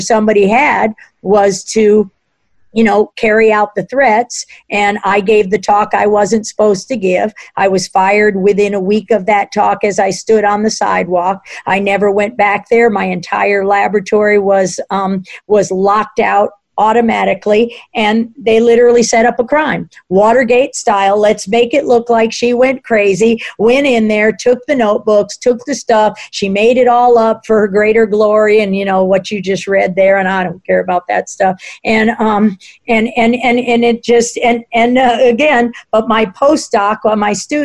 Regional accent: Washington, District of Columbia, United States; I grew up in Washington, D.C.

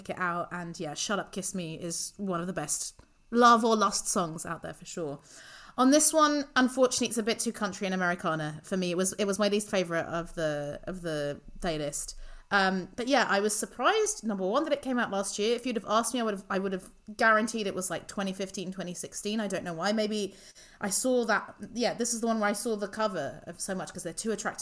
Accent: Luxembourg; I grew up in Luxembourg

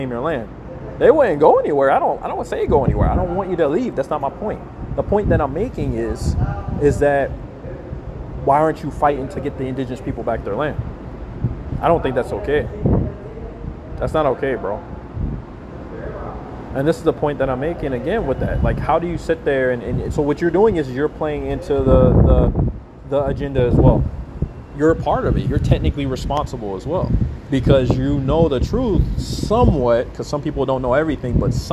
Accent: Alaska, United States; When I grew up in Alaska

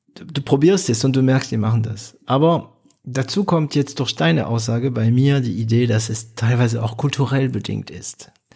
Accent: France; now in Germany; ich komme aus Frankreich

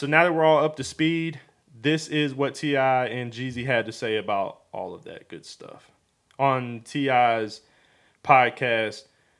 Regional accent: Atlanta, Georgia, United States; I'm from Atlanta.

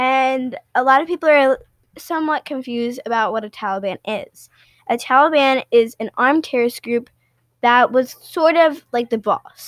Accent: Pakistan; Yeah, so I grew up in Pakistan, my brothers, my mom, and my dad.

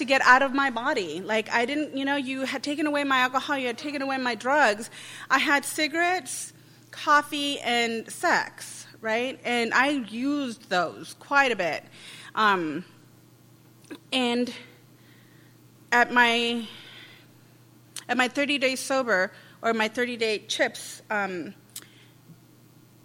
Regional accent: Los Angeles, California, United States; I'm from East LA.

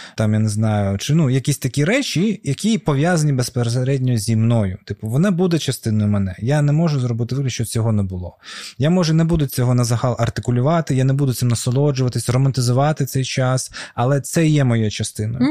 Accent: Crimea, Ukraine; Крим це твоя батьківщина. І для мене це було зрозуміло, що це моя земля

